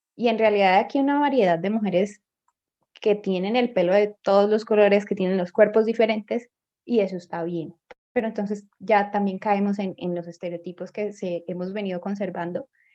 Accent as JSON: {"language": "Spanish", "country": "Colombia", "said": "aquí en Colombia ya teníamos estas costumbres"}